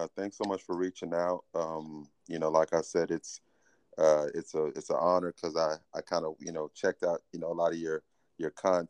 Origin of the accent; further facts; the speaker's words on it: Garland, Texas, United States; also born or lived in Dallas, Texas; So I was born in Dallas. I currently reside in Dallas. Born in Dallas, raised in Garland, Texas. For those people in Texas, kind of a suburb out right outside of Dallas.